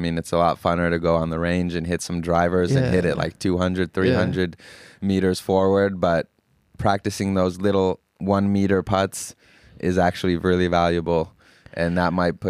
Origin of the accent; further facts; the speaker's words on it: Finland; now in United States; I am. I was born in Finland and went through high school and middle school.